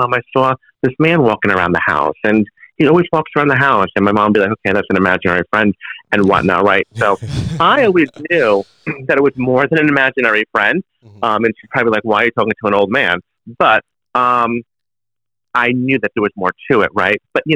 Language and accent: English; New Jersey, United States; I'm born and raised in New Jersey